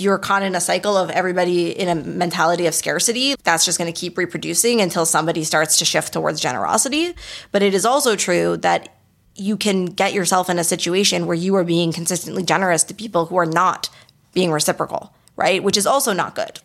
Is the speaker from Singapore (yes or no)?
no; Canada; first language English; now in Montreal, Canada; we're Canadian